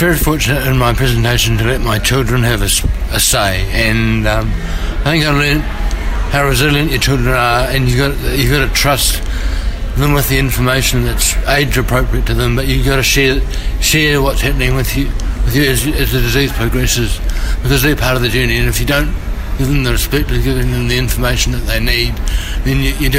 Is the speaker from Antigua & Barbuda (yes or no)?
no; Auckland, New Zealand; I'm from Auckland, New Zealand.